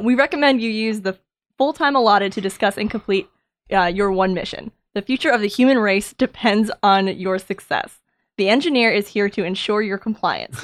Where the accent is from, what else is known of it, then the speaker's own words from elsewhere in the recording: New Hampshire, United States; moved away; I'm from New Hampshire